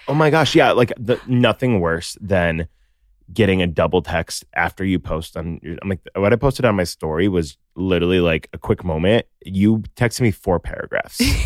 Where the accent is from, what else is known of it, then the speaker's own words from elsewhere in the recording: Naperville, Illinois, United States; I'm from Naperville